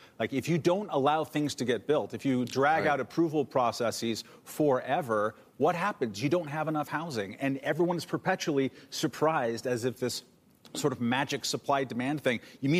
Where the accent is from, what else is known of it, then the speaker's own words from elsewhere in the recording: Lakewood, California, United States; the neighborhood I grew up in California, down in Long Beach and Lakewood area